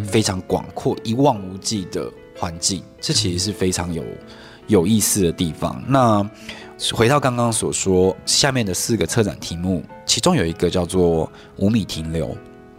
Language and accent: Chinese; Hualien, Hualien County, Taiwan; also born or lived in Kaohsiung; 其实是高雄出生，然后在花莲长大